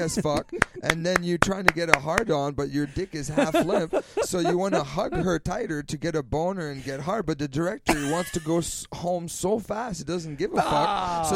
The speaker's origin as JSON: {"language": "English", "region": "New Brunswick", "country": "Canada", "said": "I'm from New Brunswick."}